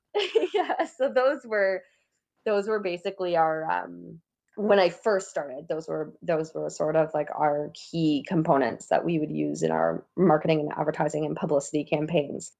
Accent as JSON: {"language": "English", "town": "Windsor", "region": "Ontario", "country": "Canada", "tie": "born or raised there", "lives_now": "Toronto, Canada", "said": "I grew up in Windsor, Ontario"}